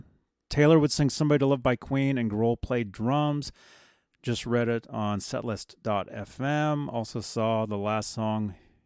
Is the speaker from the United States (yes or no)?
no; Colombia; I'm from Colombia.